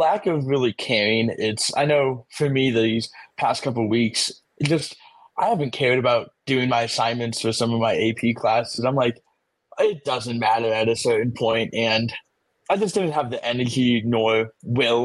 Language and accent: English; Las Vegas, Nevada, United States; from Las Vegas, Nevada, currently a senior in high school